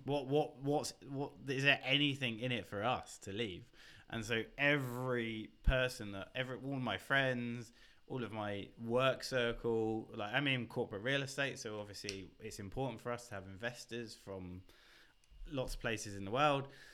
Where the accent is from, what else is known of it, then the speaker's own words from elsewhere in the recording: Basingstoke, South East England, United Kingdom; accent: British; also born or lived in Reading; you would have gone through my hometown